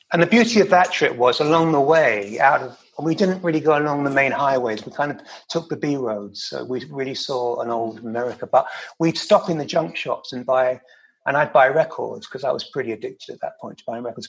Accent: London, United Kingdom; moved away as an adult; that was a great time to be growing up in London

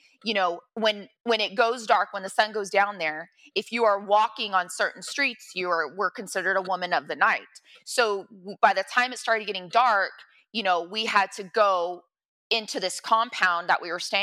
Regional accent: Monterey County, California, United States; born or raised there; also born or lived in Santa Cruz County, California

